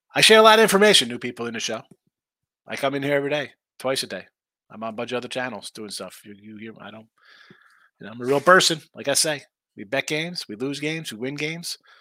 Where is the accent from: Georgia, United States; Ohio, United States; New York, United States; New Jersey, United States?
New Jersey, United States; I'm from Jersey